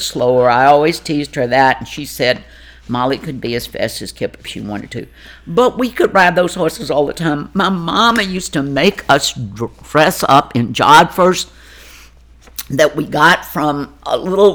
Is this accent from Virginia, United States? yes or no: yes; Burkeville, Virginia, United States; moved away as an adult; also born or lived in Richmond, Virginia; now in Ashland, United States; I was born in Richmond and then immediately taken to the farm in Burkeville, Virginia